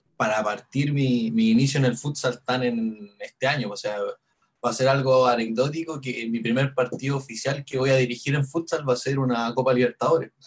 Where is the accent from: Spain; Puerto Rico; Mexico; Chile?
Chile; el barrio donde, donde viví yo en mi infancia, en la Vía España